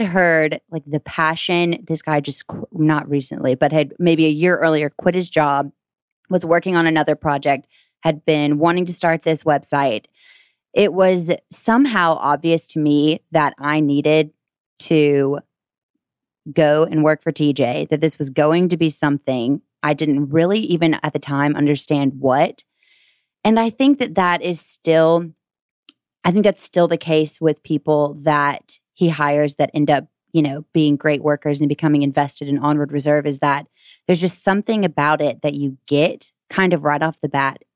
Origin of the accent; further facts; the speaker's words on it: Gainesville, Georgia, United States; I'm from Gainesville, Georgia, so just an hour away